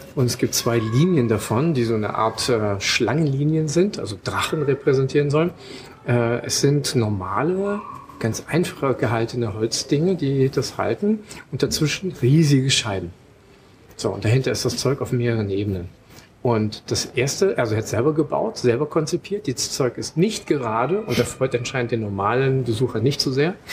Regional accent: Germany; bei uns in Deutschland

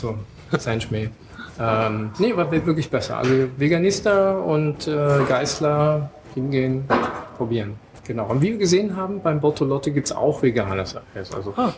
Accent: Germany; bei uns in Deutschland

